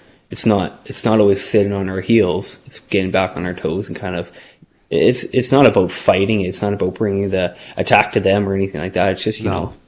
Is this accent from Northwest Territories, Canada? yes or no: yes; Norman Wells, Northwest Territories, Canada; also born or lived in Peace Country, British Columbia; now in British Columbia, Canada; I grew up in Norman Wells, Northwest Territories, kind of in the middle of nowhere